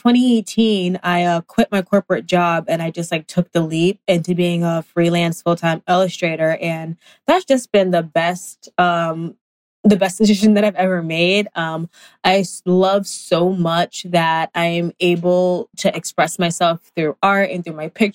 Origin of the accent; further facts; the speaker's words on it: New York City, New York, United States; I was born in Brooklyn, raised in Brooklyn as well